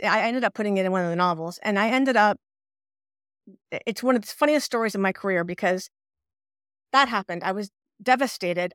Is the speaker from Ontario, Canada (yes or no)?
yes; Ottawa, Ontario, Canada; moved away as an adult; now in Quebec, Canada; in Quebec, where I live, but I was, we're from Ottawa, but I ended up here, living here later on in life